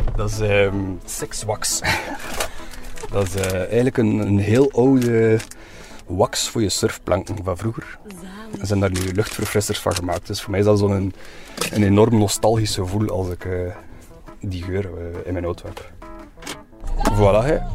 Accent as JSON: {"language": "Dutch", "town": "Oostduinkerke", "region": "Flanders", "country": "Belgium", "tie": "born or raised there", "moved": "as an adult", "lives_now": "Ghent, Belgium", "said": "een rasechte West-Vlaming van Oosteuinkerk, maar ik woon in Gent al oh, 18 jaar ondertussen."}